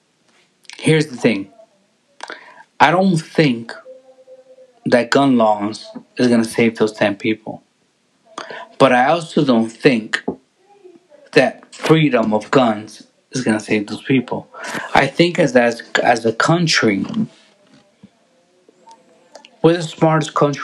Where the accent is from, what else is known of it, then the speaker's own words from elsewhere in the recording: Perth Amboy, New Jersey, United States; now in Burlington, United States; my parents are Puerto Rican, but I was born in America. I was born in North New Jersey.